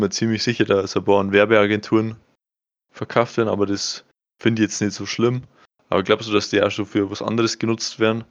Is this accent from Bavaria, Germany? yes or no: yes; Bavaria, Germany; ich bin Bayer und kein Deutscher